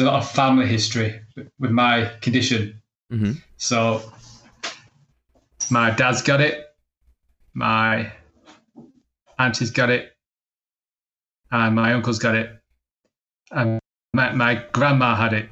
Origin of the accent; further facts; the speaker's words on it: Manchester, North West England, United Kingdom; also born or lived in Barcelona; I'm from Manchester in England